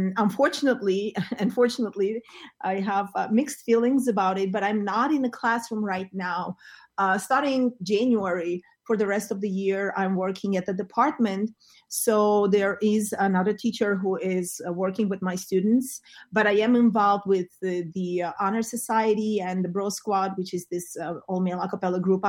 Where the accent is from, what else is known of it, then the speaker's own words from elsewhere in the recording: Yerevan, Armenia; English is a second language; moved away as an adult; also born or lived in Moscow, Russia; now in New Jersey, United States; I was born in Armenia, in Yerevan, in Armenia, and I studied music ever since I was a child